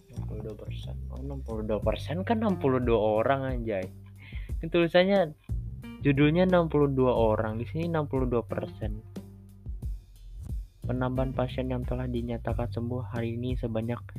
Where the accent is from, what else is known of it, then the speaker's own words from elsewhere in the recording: Samarinda, East Kalimantan, Indonesia; di Samarinda kebetulan aku orang Samarinda jadi kita cari pembahasan gitu